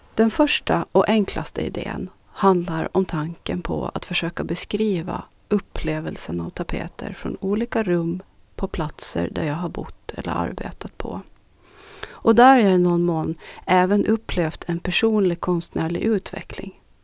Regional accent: Strömma, Sund, Åland, Åland Islands; also born or lived in Nykarleby; det 40-talshus som jag idag räknar som mitt barndomshem, Östergårds i Strömborsta i Norra Sund

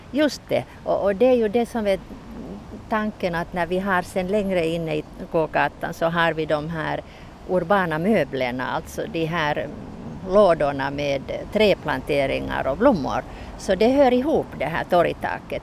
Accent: Turku area, Southwest Finland, Finland; also born or lived in Helsinki; now in Mariehamn, Finland; egentligen kommer jag från Åbo-trakten

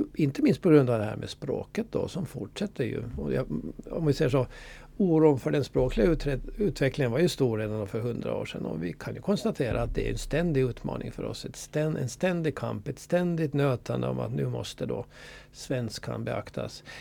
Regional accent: Åland Islands; här hemma på Åland

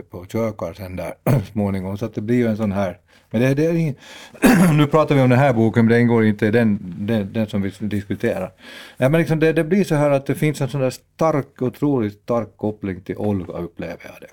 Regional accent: Dragsvik, Uusimaa, Finland; moved away; det är ju mina hemtrakter från början

